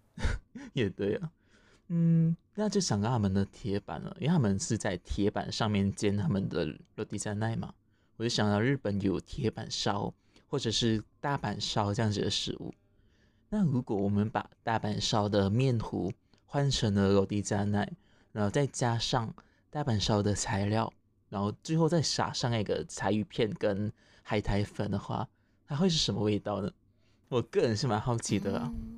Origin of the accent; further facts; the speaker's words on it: Penang, Malaysia; 我这边是北马，就槟城